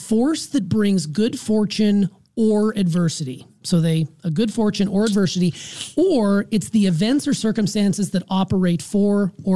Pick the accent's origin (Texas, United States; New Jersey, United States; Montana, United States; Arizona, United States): Montana, United States; Anaconda; moved away; also born or lived in Savannah; my hometown of Anaconda, Montana